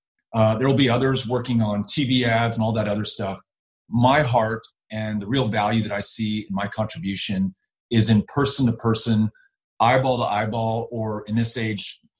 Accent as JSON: {"language": "English", "region": "Texas", "country": "United States", "said": "beyond my pride as a Texan"}